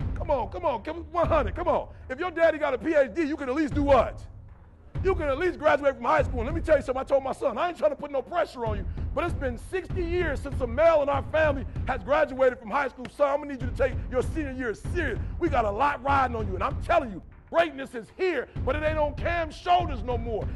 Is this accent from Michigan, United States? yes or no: yes; Detroit, Michigan, United States; I'm from Detroit, 8 Mile